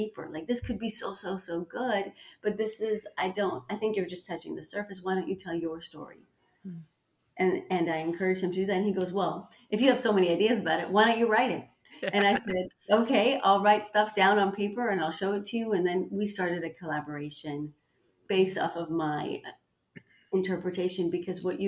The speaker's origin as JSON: {"language": "English", "town": "Toronto", "region": "Ontario", "country": "Canada", "tie": "born or raised there", "also_born_or_lived": "New York City", "moved": "as an adult", "said": "I moved from Toronto, Canada, mm-hmm. to New York City, not to London"}